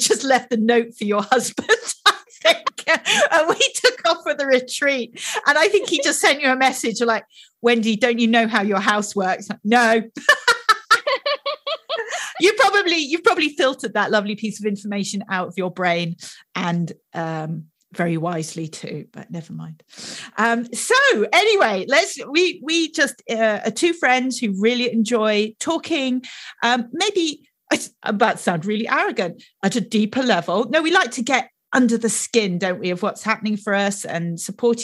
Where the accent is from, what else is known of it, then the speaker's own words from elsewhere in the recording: United Kingdom; I'm British